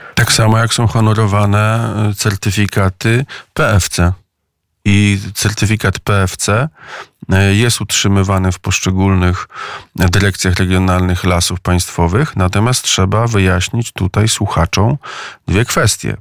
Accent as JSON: {"language": "Polish", "town": "Maków", "region": "Łódź Voivodeship", "country": "Poland", "tie": "born or raised there", "said": "Byłem kiedyś radnym gminy Maków, to jest moja rodzinna miejscowość w powiecie skierniewickim"}